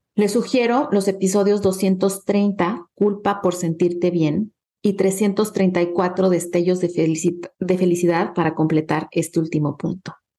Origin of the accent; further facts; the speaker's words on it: Acapulco, Guerrero, Mexico; moved away; Acapulco es como un segundo hogar para mí, es un lugar en el que crecí